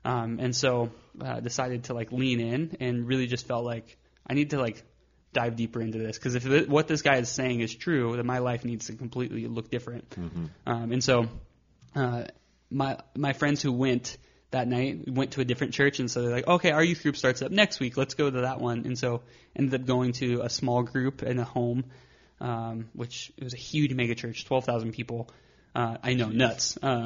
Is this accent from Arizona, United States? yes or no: yes; Arizona, United States; And so grew up going to Mass until we moved from Arizona.